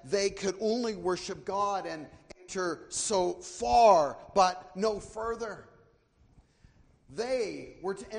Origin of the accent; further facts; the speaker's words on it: Canada; moved away as an adult; now in United States; We're from the north, we're from Canada